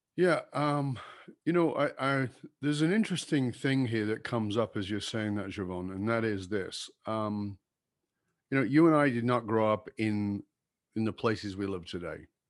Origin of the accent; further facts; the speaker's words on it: Durban, KwaZulu-Natal, South Africa; moved away; I grew up in Durban